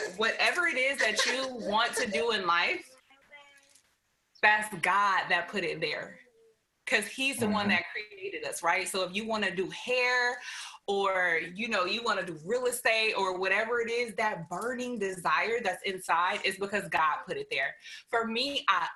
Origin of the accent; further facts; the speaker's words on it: Oakland, California, United States; I came from East Oakland